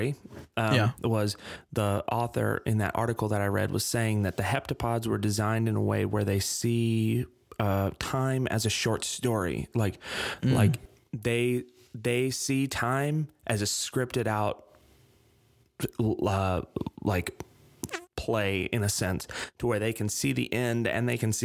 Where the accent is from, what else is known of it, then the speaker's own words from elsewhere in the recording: Vivian, Louisiana, United States; my hometown, Vivian, Louisiana